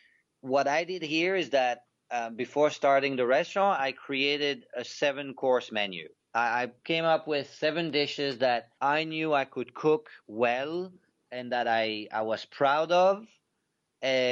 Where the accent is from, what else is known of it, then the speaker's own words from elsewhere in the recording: Belgium; moved away; growing up in Belgium